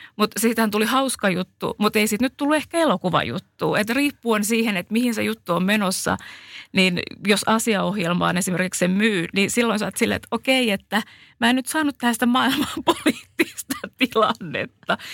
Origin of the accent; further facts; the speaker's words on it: Finland; accent: Finnish; moved away; vaikka mä oon ollut pitkään maailmalla, niin kyllä mulla on se suomalainen aksentti